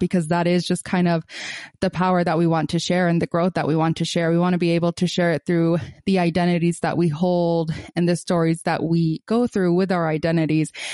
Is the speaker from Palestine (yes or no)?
yes; Gaza, Gaza Strip, Palestine; moved away as an adult; I am originally from Gaza, Palestine. I was born there and grew up a big chunk of my life there till I was eighteen